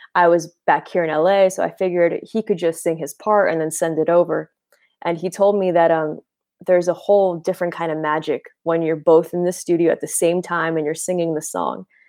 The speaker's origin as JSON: {"language": "English", "town": "Boston", "region": "Massachusetts", "country": "United States", "moved": "yes", "lives_now": "Los Angeles, United States", "said": "I'm from Boston originally. I live in L A now."}